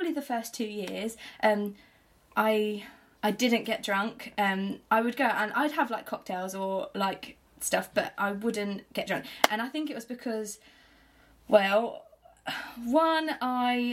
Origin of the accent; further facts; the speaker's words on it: Chelmsford, East of England, United Kingdom; moved away as an adult; now in Portsmouth, United Kingdom; I'm originally from Essex, from a place called Chelmsford.